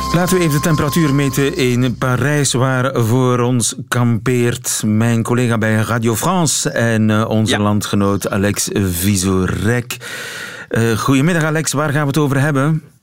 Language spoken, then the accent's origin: Dutch; South Flemish countryside, Flanders, Belgium; ik ben opgegroeid in het Zuid-Vlaamse platteland